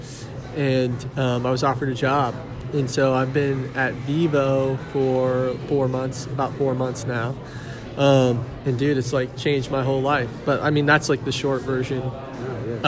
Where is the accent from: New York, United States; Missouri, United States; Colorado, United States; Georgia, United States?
Missouri, United States; Lake Lotawana; also born or lived in Kansas City; I'm originally from Lake Lotawanna, Missouri. Grew up there, grew up in Kansas City.